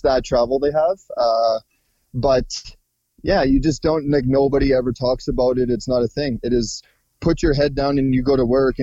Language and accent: English; Prince Albert, Saskatchewan, Canada; moved away as an adult; I'm originally from northern Saskatchewan, Canada, Prince Albert